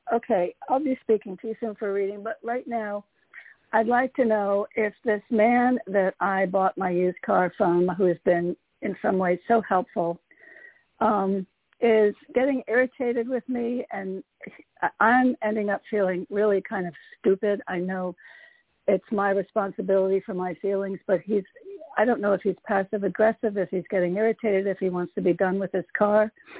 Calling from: Connecticut, United States; Hey, Toni, it's … from Connecticut.

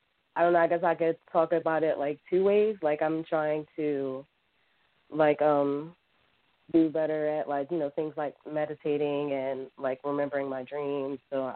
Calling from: Philadelphia, Pennsylvania, United States

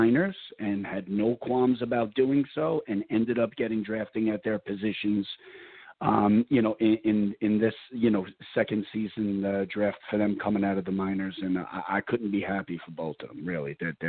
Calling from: New York City, New York, United States; the GM of the Louisiana Revolution, calling from New York City.

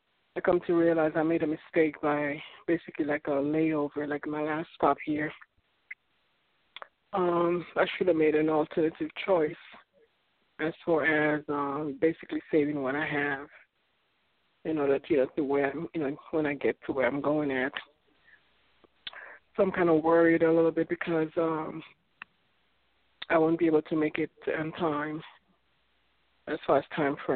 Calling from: Florida, United States; I'm coming from Florida.

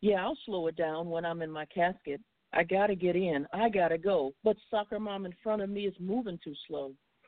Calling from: Cary, North Carolina, United States; from Cary, North Carolina.

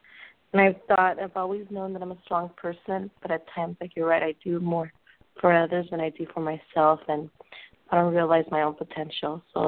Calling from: California, United States; I'm calling from California.

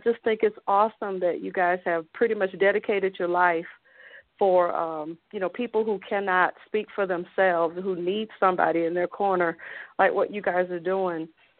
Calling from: Colorado Springs, Colorado, United States; Hi. Yes, I'm … from Colorado Springs, and I was just calling.

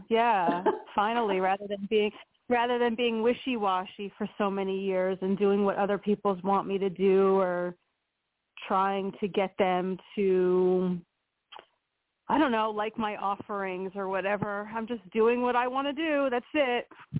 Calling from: Pennsylvania, United States; from Pennsylvania

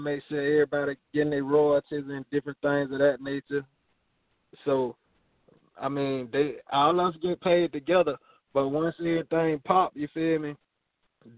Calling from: Montgomery, Alabama, United States; I'm calling from Montgomery, Alabama.

